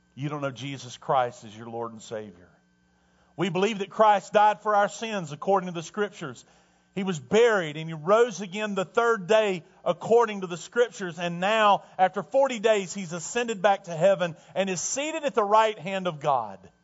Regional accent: Tornado Alley, United States; moved away; I grew up in Tornado Alley

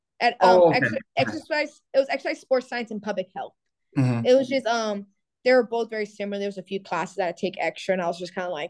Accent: Cuba; now in United States; You know, we came here to the States with nothing, you know, we came from Cuba to Florida, you know, living our life.

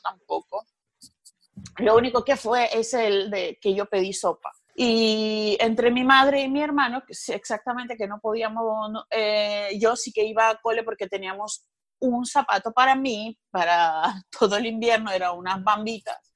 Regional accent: Sukhumi, Abkhazia, Georgia; Spanish is a second language; now in Barcelona, Spain; vengo de Georgia, que es poco conocido, eh, una región que se llama Abjasia. Vengo de Sukhumi

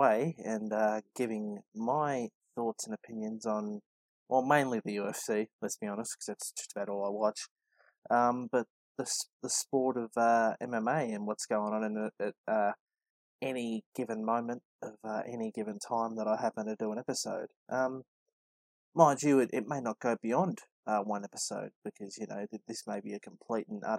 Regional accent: Melbourne, Victoria, Australia; I'm from the western suburbs of Melbourne in Australia

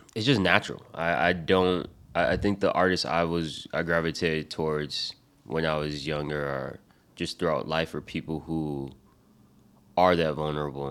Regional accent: Rhode Island, United States; born or raised there; also born or lived in Michigan

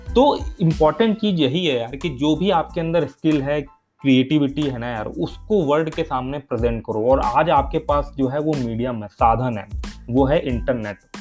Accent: Kanpur, Uttar Pradesh, India; also born or lived in Delhi; मैं तो कानपुर शहर से बिलोंग करता हूँ बट मेरा गाँव है यहाँ से चालीस पैंतालीस किलोमीटर दूर कानपुर देहात गाँव

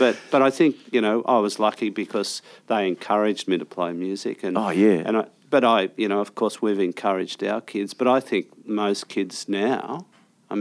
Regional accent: Sydney, New South Wales, Australia; I grew up in Cronulla

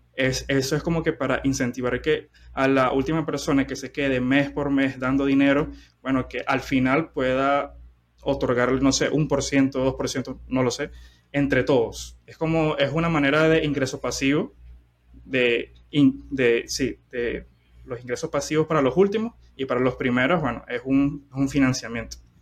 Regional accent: Venezuela; soy de, soy de Venezuela

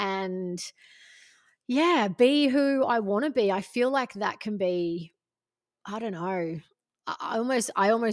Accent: Gold Coast, Queensland, Australia; I'm like, the Gold Coast

